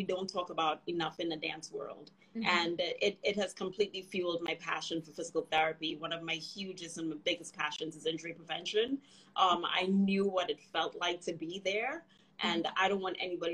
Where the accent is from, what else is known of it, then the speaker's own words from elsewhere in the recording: Trinidad & Tobago; now in United States; I grew up in Trinidad and Tobago.